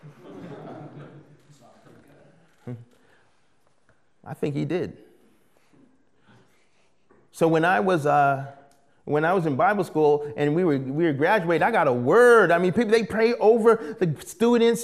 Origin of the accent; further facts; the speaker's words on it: United States; moved away as an adult; also born or lived in British Columbia, Canada; being an American